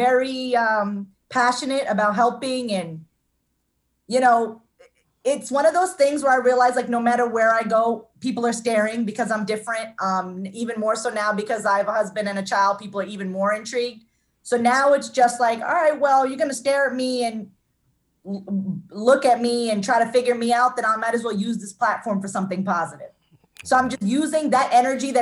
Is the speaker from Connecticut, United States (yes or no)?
no; Jersey City, New Jersey, United States; also born or lived in Union, New Jersey; I grew up in Jersey City. Then we moved to a town called Union in New Jersey. So I've been in New Jersey all my life